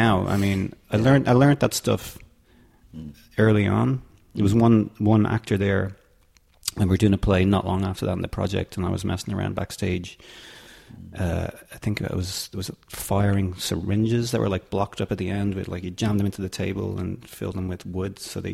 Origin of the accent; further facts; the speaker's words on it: Dublin, Leinster, Ireland; I am from Dublin, yeah. From north side of the city, Drumcondra